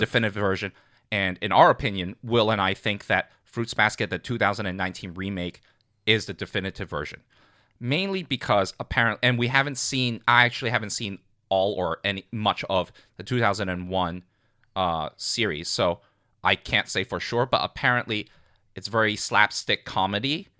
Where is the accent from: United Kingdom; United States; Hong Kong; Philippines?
Hong Kong; moved away; I grew up in Hong Kong